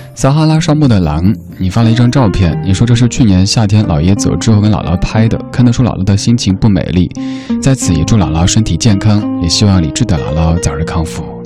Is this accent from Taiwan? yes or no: no; Chengdu, Sichuan, China; moved away; 在我的家乡成都那边，小时候还会听妈妈说这样的一个童谣